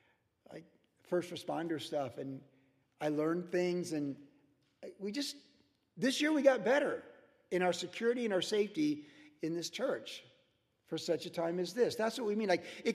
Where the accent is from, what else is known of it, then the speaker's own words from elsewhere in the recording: Cleveland, Ohio, United States; also born or lived in Virginia; how did I come from Cleveland, Ohio, and Virginia and want to surf